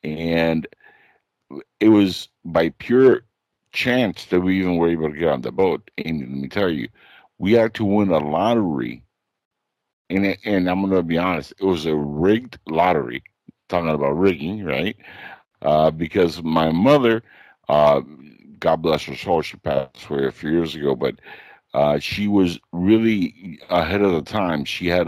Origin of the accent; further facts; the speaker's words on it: Cuba; now in Florida, United States; even though I was born in Cuba. My family, my mother, my half-brother, myself, got into the country in 1980 during the Mariel boat lift.